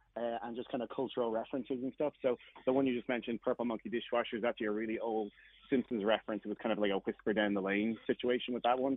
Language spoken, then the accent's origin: English; Dublin, Leinster, Ireland; moved away as an adult; I'm from Dublin, Ireland originally, and I moved here in 2008.